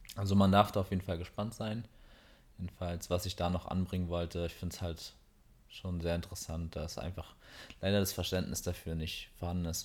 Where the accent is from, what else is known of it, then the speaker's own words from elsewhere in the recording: Berlin, Germany; wir kommen aus Berlin her